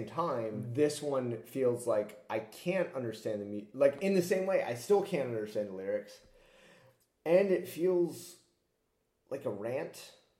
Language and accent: English; United States; as an American, the idea that someone could win and maybe not get all the popular vote is super alien to me